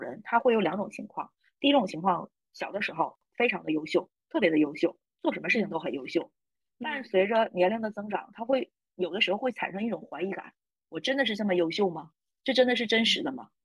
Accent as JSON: {"language": "Chinese", "region": "Northeast China", "country": "China", "accent": "Northeastern (Dongbei) dialect", "said": "我们东北话经常说嘛"}